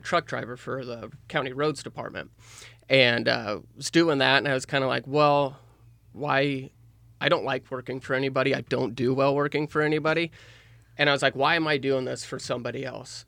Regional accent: Nehawka, Nebraska, United States; I grew up in Nahaka, Nebraska, which is about two hundred people.

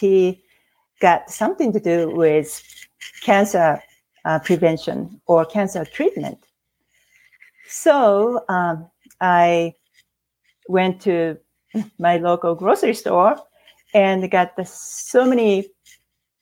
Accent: Japan; English is a second language; moved away as an adult; now in Oregon, United States; I couldn't find a job as a Japanese, native Japanese. I am now American citizen, and but with my language barrier

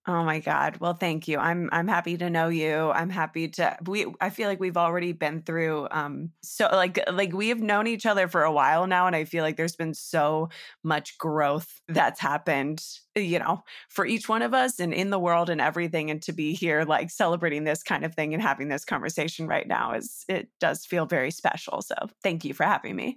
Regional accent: Northern California, United States; I'm from Northern California, just north of San Francisco

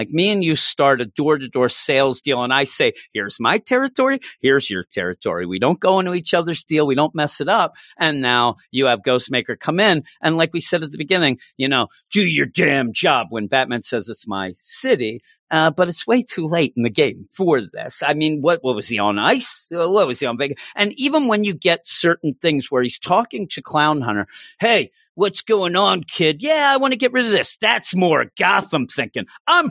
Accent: France; listen, I grew up in France and you know about

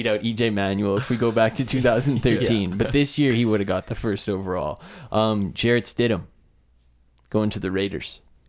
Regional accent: Canada; we're Canadian

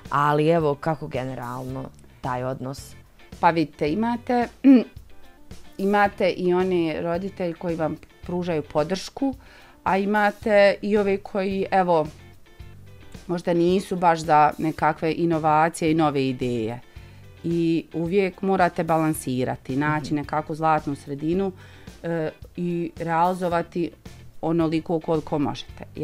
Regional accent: Lipnica, Federation of Bosnia and Herzegovina, Bosnia & Herzegovina

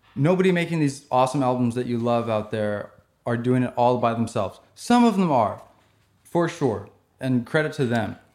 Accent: San Diego, California, United States; I was born in San Diego.

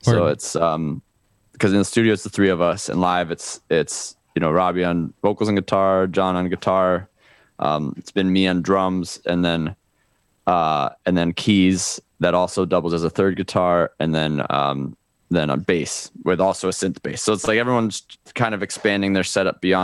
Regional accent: Chicago, Illinois, United States; now in Miami, United States; I'm from Chicago, but lived in Miami for 12 years

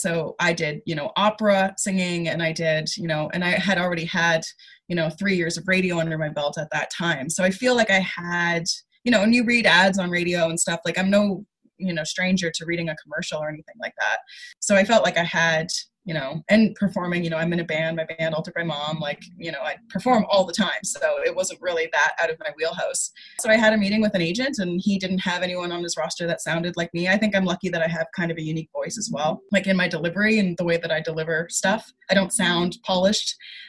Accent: Nova Scotia, Canada; moved away; especially because I came from Nova Scotia, where people talk funny, and you know, I had to like curb my accent and stuff.

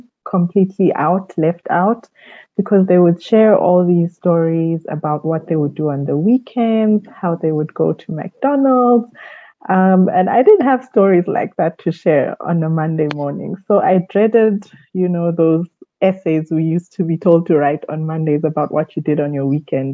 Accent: South Africa; also born or lived in Kenya; I grew up mostly in South Africa. I was born in Kenya

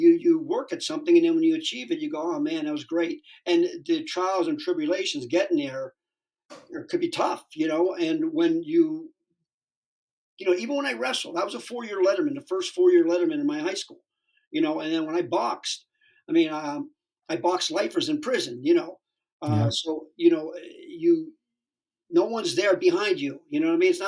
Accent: Sharon, Pennsylvania, United States; now in West Hollywood, United States; I grew up in Sharon, Pennsylvania, right over the border

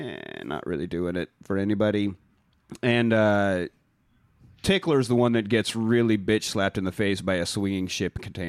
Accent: United Kingdom; We are British.

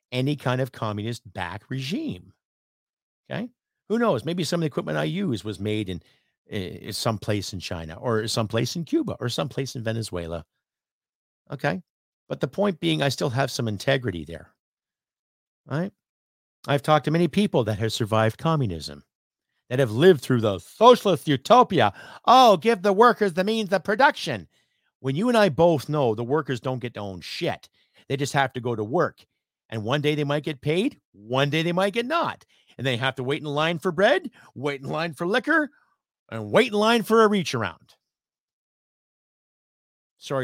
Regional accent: Canada; as a Canadian, as a patriot

